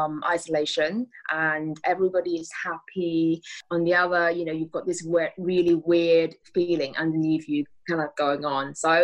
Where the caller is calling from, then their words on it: Bath, South West England, United Kingdom; I am at home in Bath in the UK.